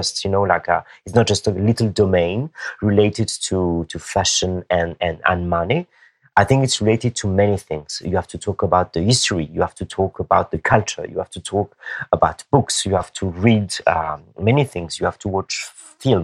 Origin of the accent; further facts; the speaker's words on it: Madagascar; I'm from Madagascar, but and then my blood, actually, you know, it's Malagasy blood